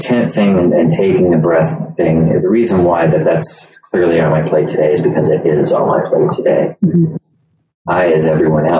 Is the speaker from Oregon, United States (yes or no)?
no; Loomis, California, United States; I grew up here in Loomis